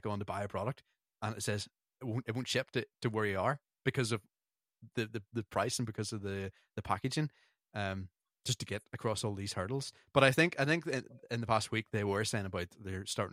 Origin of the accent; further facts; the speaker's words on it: Northern Ireland, United Kingdom; we're from Northern Ireland and we had British passports